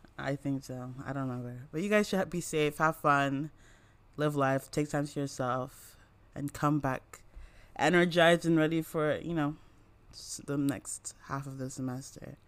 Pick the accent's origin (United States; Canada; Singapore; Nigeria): Nigeria; I'm from Nigeria